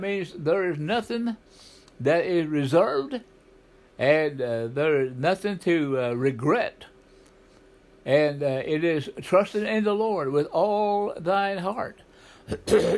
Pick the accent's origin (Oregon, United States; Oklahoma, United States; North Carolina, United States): Oklahoma, United States; southeastern; I grew up in Oklahoma, a southeastern part